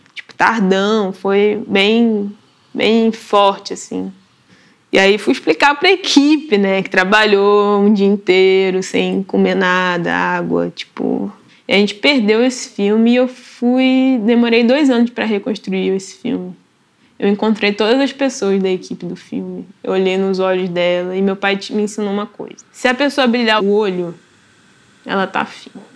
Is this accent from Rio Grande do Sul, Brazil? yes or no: no; Nova Iguaçu, Rio de Janeiro, Brazil; Nascida e criada em Nova Iguaçu, na Baixada Fluminense, que é um, é um município do Rio